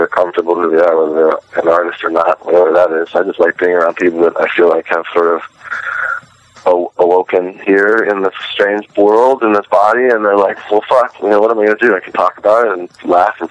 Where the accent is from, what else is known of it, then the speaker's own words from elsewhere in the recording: San Francisco, California, United States; moved away as an adult; also born or lived in Venice, California; now in East Coast, United States; growing up in San Francisco at a particular time. That was pretty great in the 90s there